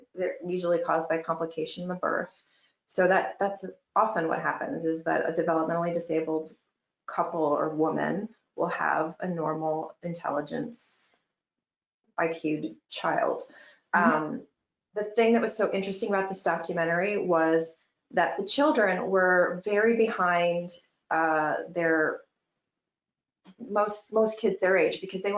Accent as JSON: {"language": "English", "region": "Michigan", "country": "United States", "tie": "born or raised there", "said": "Growing up in Michigan, you know, things are a little conservative and a little prudy."}